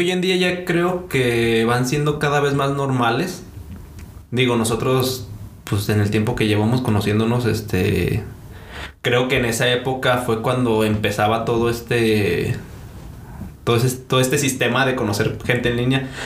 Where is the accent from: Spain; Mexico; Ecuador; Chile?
Mexico; Celaya, Guanajuato; moved away as an adult; also born or lived in Costa Chica, Guerrero; now in Aguascalientes, Mexico; Nací en Celaya, Guanajuato, realmente es donde he vivido la mayor parte de mi vida